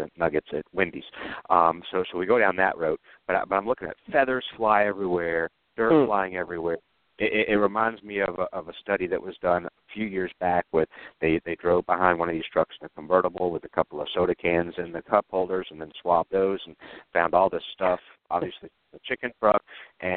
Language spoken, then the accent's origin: English; Georgia, United States; my home state of Georgia